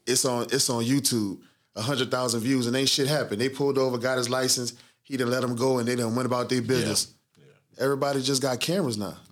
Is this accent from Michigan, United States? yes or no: no; New Orleans, Louisiana, United States; I'm from New Orleans.